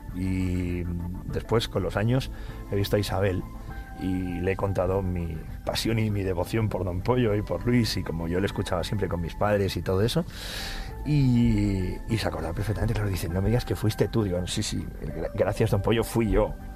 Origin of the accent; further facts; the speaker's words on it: Cornellà de Llobregat, Catalonia, Spain; moved away as an adult; also born or lived in Barcelona; now in Madrid, Spain; Y desde muy pequeñito, eso sí, me crié en Cornellá